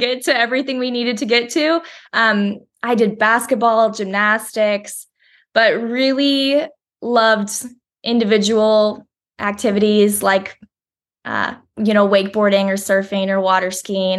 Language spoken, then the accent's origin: English; Woodinville, Washington, United States; moved away; I grew up in Woodinville, Washington, so it's just outside Seattle.